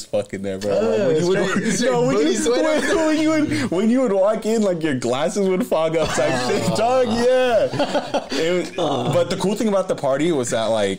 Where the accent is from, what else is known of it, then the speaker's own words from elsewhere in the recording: San Jose, California, United States; also born or lived in Campbell, California; born and raised in San Jose.